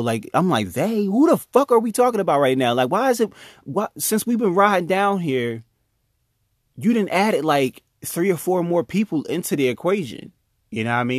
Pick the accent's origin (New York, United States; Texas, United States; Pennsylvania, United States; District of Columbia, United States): Pennsylvania, United States; Chester; I'm from Chester, I know my way around the city